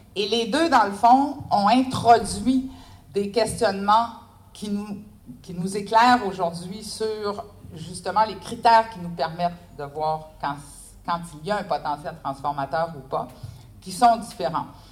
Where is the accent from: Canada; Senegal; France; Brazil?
Canada; je suis canadienne.